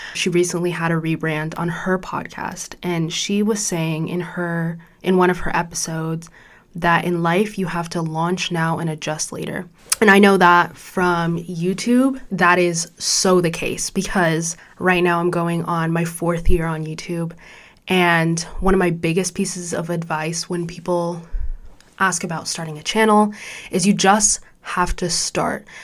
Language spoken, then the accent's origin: English; Orange County, California, United States; born or raised there; also born or lived in Chicago suburbs, Illinois / Mauritania (ancestry)